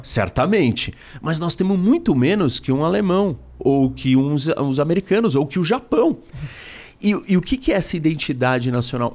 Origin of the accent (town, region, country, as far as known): Brazil